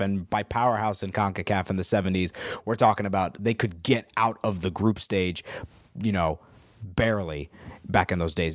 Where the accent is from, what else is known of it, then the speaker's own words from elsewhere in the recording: United States; As an American fan